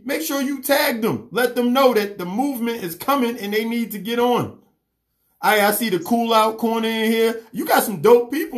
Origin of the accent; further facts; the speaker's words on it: New York City, New York, United States; now in Atlanta, United States; I'm from New York